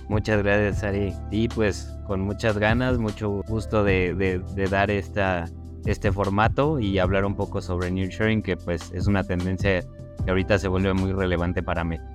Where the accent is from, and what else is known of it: Mexico